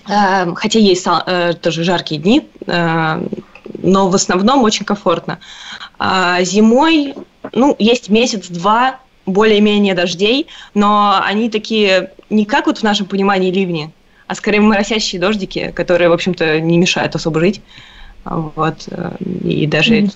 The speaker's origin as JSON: {"language": "Russian", "region": "Moscow", "country": "Russia", "tie": "born or raised there", "moved": "as an adult", "lives_now": "Canada", "said": "я родилась и выросла в Москве"}